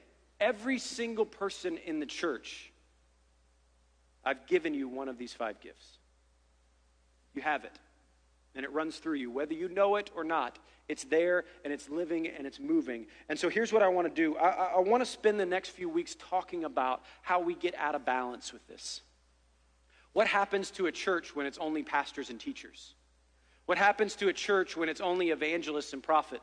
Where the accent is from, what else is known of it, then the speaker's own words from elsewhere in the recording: Ohio, United States; I'm from Ohio